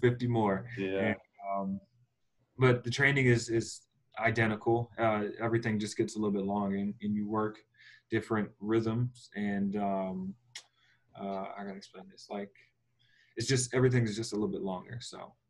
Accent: Philadelphia, Pennsylvania, United States; now in Phoenix, United States; we're from Philly

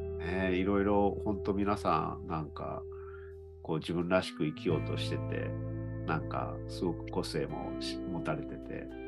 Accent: Fukuyama, Hiroshima, Japan; moved away; also born or lived in Tokyo; 2020年からね、広島に戻ってきて、福山に戻ってきた来たんですけど

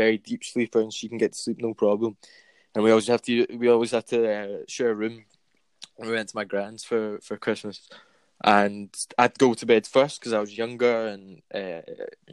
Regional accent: Glasgow, Scotland, United Kingdom; I grew up in Govan and then I moved to the west end of Glasgow.

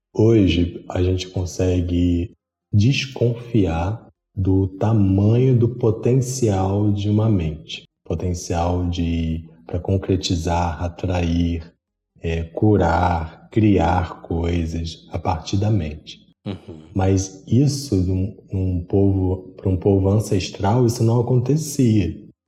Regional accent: Rio de Janeiro, Brazil; sou do Rio de Janeiro

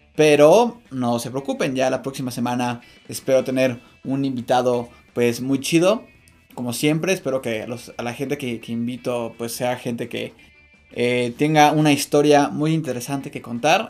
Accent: Mexico

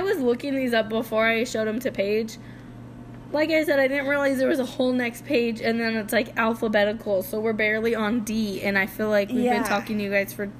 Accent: Idaho, United States; We'll get to the I's since we're from Idaho.

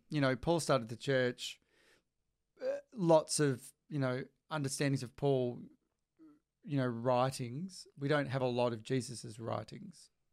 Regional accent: Bracknell, Tasmania, Australia; moved away as an adult; also born or lived in Melbourne; near my hometown in Bracknell

